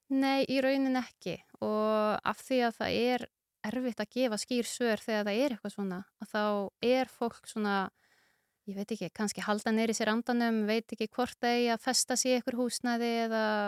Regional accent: Grindavík, Southern Peninsula, Iceland; ég er fætt og uppalegin í Grendavík

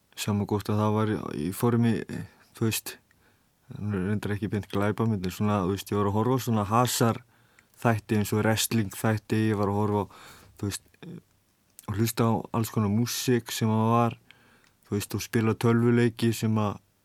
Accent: Vestmannaeyjar, Southern Region, Iceland; Ég kem frá Vestmannum og eh, já, sérst fættur upp alveg í vestmannum

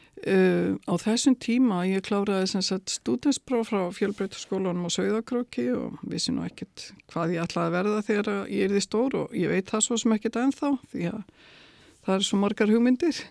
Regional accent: Dalvík, Northeastern Region, Iceland; það var dásamlegt að alast upp á Dalvík

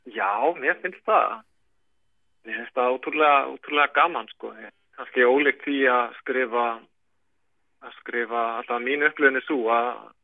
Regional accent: Reykjavík, Capital Region, Iceland; moved away as an adult; now in Akureyri, Iceland; ég er 8 ára litjum til Reykjavíkur og þetta eru, þetta eru rúm 20 ár sem ég býð fyrir sunnan

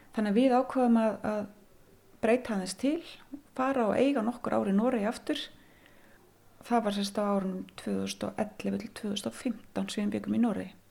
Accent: Silfrastaðir, Skagafjörður, Northwestern Region, Iceland; also born or lived in Akureyri; ég er alin upp hérna á Silvastöðum og það var alltaf söðfið hér þegar ég ólst upp

